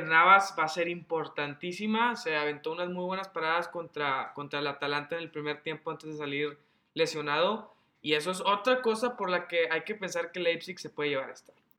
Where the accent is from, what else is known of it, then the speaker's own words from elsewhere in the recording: Mexico; como mexicano